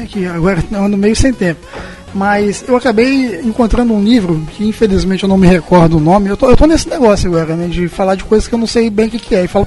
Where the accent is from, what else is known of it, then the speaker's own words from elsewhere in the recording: Brazil; eu quero que as pessoas saibam que eu sou brasileiro.